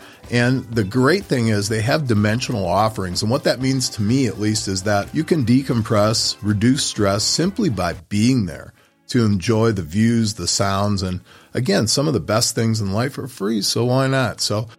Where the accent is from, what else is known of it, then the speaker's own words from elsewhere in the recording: Menominee, Michigan, United States; Growing up in Menominee here before the internet, way back in the day, our community was pretty simple.